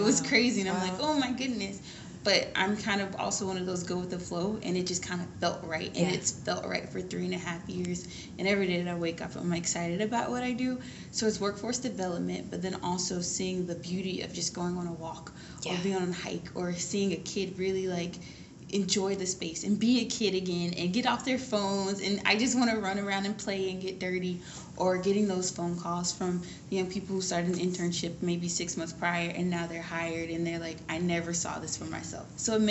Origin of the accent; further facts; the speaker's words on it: Atlanta, Georgia, United States; So I moved around a lot growing up, actually. So I call Atlanta home. Mm. But before I even went to college, I went to 11 schools.